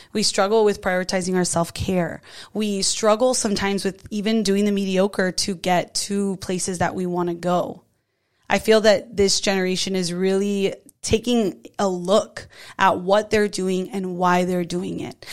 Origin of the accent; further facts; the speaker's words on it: South Florida, United States; I'm from South Florida